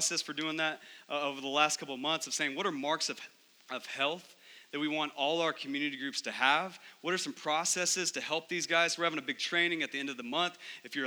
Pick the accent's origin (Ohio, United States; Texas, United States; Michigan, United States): Texas, United States; growing up in Texas